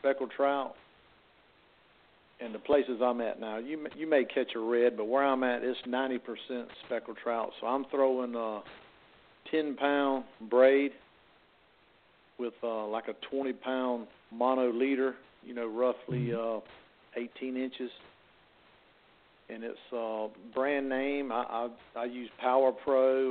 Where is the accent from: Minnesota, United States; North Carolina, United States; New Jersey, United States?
North Carolina, United States; New River; I've been blessed by being born and raised on the New River